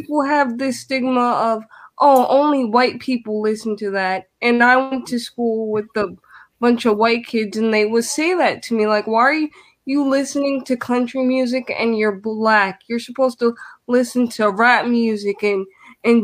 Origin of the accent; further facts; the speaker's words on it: New York City, New York, United States; now in Florida, United States; I'm from the Bronx of New York, so now I live in Florida